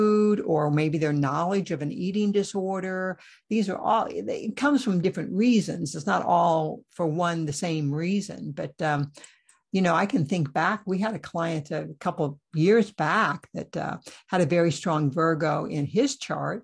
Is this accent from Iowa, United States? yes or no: yes; Iowa, United States; born or raised there